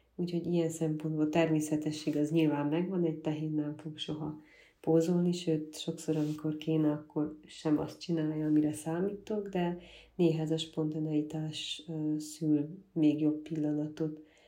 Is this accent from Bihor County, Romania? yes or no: no; Gyergyóújfalu, Harghita County, Romania; also born or lived in Miercurea Ciuc / Budapest; Gyergyó új faluban nőttem fel, és ott állt a gyermekkorom